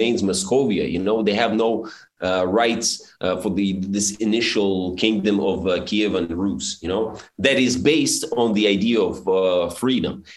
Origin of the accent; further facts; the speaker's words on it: Belarus; moved away; also born or lived in Suzhou, China; when I was the only Belarusian most people knew in Suzhou